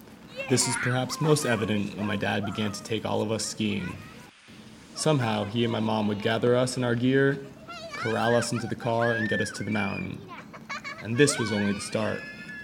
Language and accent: English; Vermont, United States; Growing up in Vermont